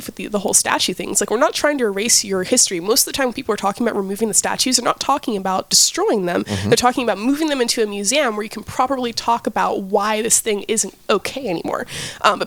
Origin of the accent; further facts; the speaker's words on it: Nashville, Tennessee, United States; I grew up in Nashville, Tennessee.